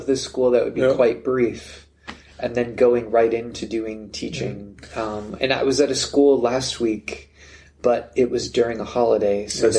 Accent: United States; Almost like a minor celebrity as an American.

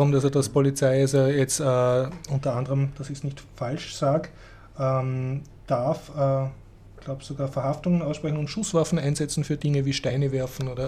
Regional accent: Austria; man sollte jetzt als Österreicher da nicht herumsitzen und sagen, ha, das betrifft uns nicht, das ist weit weg, weil das ist, glaube ich, sehr schnell bei uns.

